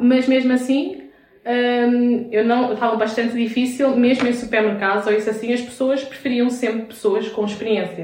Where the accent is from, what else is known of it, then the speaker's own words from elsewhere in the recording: Vila Franca de Xira, Lisbon, Portugal; also born or lived in Castelo Branco / Brazil; eu sou portuguesa, portanto eu já nasci aqui em Portugal, nasci em Vila Franca de Xira.